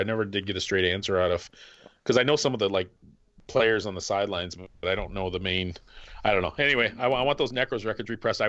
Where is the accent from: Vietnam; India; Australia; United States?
United States; Michigan; I'm from Michigan